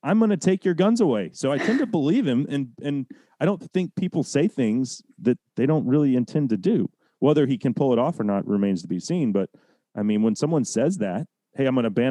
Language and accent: English; Dallas, Texas, United States; where I grew up in the Dallas area.